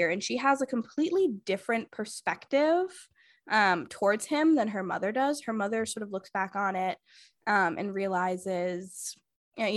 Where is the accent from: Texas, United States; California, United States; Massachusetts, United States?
Massachusetts, United States; Mine is blank city, Massachusetts